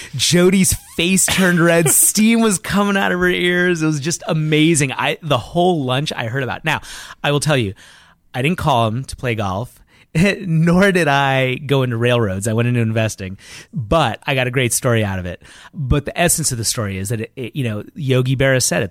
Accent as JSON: {"language": "English", "town": "New York City", "region": "New York", "country": "United States", "tie": "born or raised there", "said": "growing up in Brooklyn, you gotta work harder"}